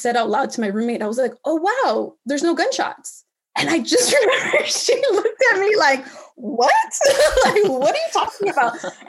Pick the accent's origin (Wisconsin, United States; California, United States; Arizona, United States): California, United States; Cudahy; I was primarily raised in a city, a small city called Cudahy.